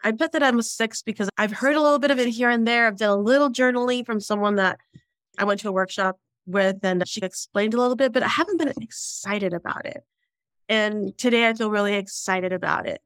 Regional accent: Southern California, United States; I'm from Southern California

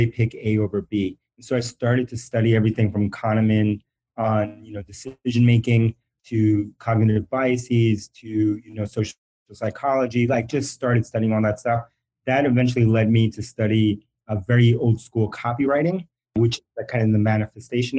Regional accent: New York City, New York, United States; first language Spanish; English is a second language; also born or lived in Bronx, New York; I was born in the Bronx, New York. And then I grew up, we moved and I grew up largely in Queens, New York

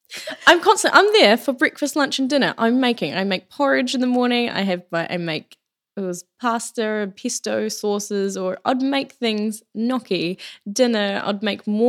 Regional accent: New Zealand; growing up in New Zealand, my parents are farmers.

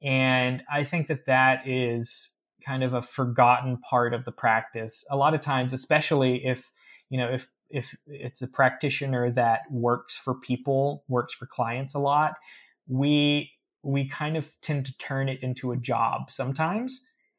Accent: the Ozarks, United States; people don't believe I'm from the Ozarks because I don't have the accent.

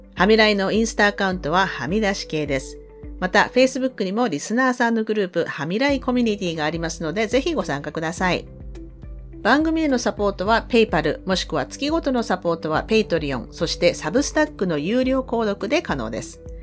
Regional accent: Sasebo, Nagasaki, Japan; moved away as an adult; now in Canada; 私も長崎なんですって言ったら、え、どちらですかって聞かれて、え、佐世保ですって言ったら

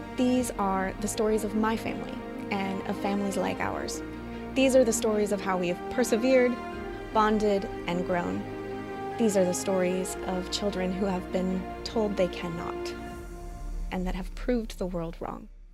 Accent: Missoula, Montana, United States; now in Seattle, United States; I'm originally from Missoula, Montana

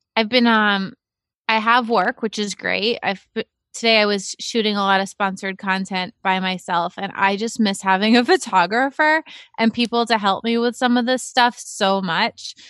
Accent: Cape Cod, Massachusetts, United States; I grew up on Cape Cod

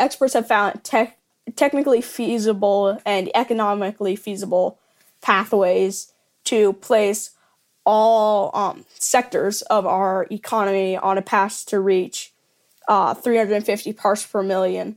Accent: Indialantic, Florida, United States; now in Melbourne, United States; I grew up in Indian Atlantic, Florida, and I now live in Melbourne.

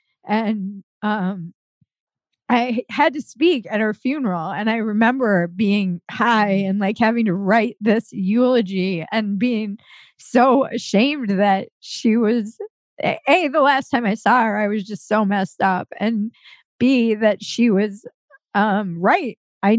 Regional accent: New York City, New York, United States; born there; also born or lived in Connecticut / Minnesota; I was born in New York City and then moved every year and a half. We were in Connecticut. We were in Minnesota. We were kind of all over the United States. But my family's from Rhode Island.

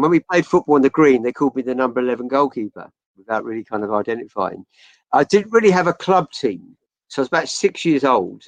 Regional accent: Chelmsford, East of England, United Kingdom; now in Surrey, United Kingdom; I grew up in Chelmsford.

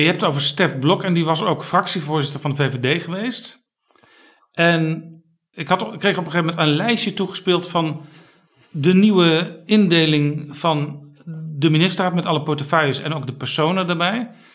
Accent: Amsterdam, North Holland, Netherlands; Als inwoner van Amsterdam

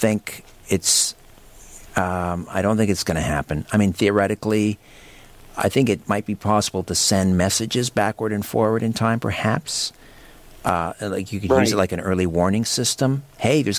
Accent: Brantford, Ontario, Canada; Brantford because that's my hometown.

